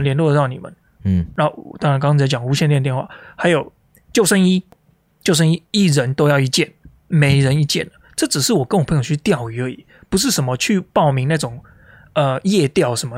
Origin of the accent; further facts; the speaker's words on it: Taiwan; now in Maine, United States; 尤其我们台湾人